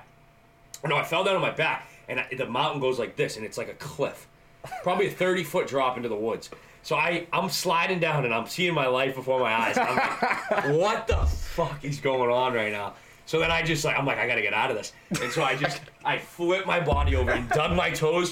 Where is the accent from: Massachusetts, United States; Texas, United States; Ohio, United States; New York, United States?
Massachusetts, United States; Canton; I grew up in Blue Hills. In Canton